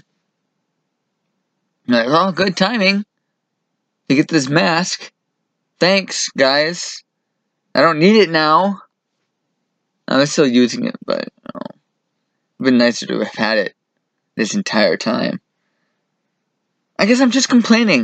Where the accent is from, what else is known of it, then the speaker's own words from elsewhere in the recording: Sonoma, California, United States; I'm a Northern California native. I was born up in Sonoma.